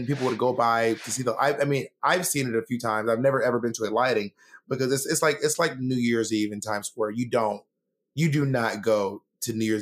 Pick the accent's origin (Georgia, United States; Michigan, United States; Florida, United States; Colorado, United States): Georgia, United States; Columbus; also born or lived in Atlanta; I was born in Columbus, Georgia